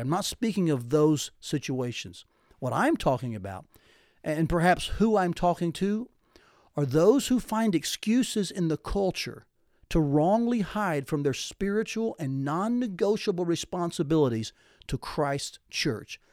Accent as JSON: {"language": "English", "region": "Tennessee", "country": "United States", "tie": "born or raised there", "said": "growing up in Tennessee"}